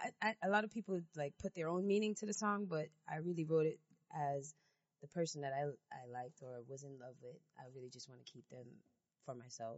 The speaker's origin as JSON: {"language": "English", "town": "New York City", "region": "New York", "country": "United States", "tie": "born or raised there", "also_born_or_lived": "Jamaica", "said": "I'm from Jamaica. I'm born in Jamaica, but I'm raised in Brooklyn."}